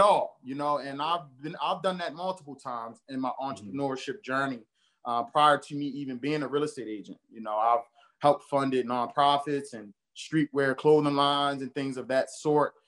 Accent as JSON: {"language": "English", "town": "Baltimore", "region": "Maryland", "country": "United States", "tie": "born or raised there", "said": "I grew up in Baltimore, born and raised in Baltimore, specifically over East Baltimore"}